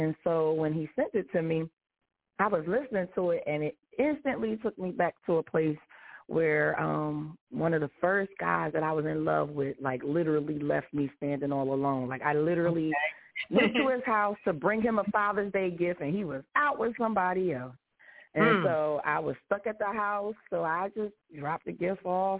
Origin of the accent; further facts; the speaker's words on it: Philadelphia, Pennsylvania, United States; Well, I am a military mama, I am a teacher, and I'm a vocalist from Philadelphia.